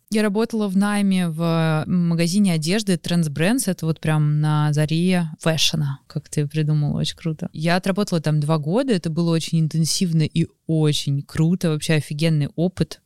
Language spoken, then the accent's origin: Russian; Moscow, Russia; Я родилась в Москве